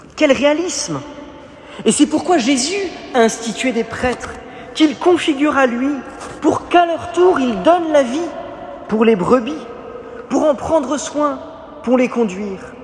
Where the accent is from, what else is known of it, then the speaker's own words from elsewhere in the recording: Paris, Île-de-France, France; je suis né à Paris